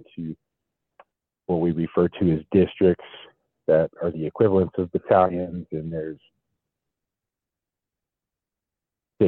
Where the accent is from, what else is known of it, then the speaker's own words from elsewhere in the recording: Denver, Colorado, United States; I grew up in Denver, so I'm a native of Denver